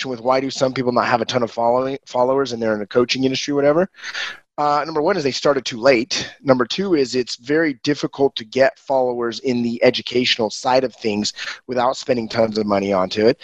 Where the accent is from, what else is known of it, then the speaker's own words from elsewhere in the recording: Ogden, Utah, United States; also born or lived in Brazil; Just north of Salt Lake. I'm in Ogden. My hometown is Ogden.